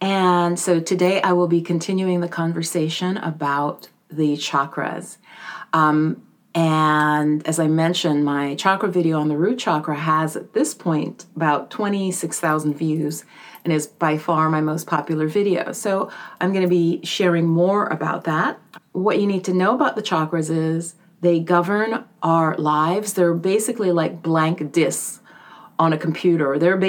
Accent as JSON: {"language": "English", "country": "Jamaica", "tie": "born there", "said": "So in my case, for example, I was born in Jamaica, and my mom immigrated probably when I was around 7 or 8."}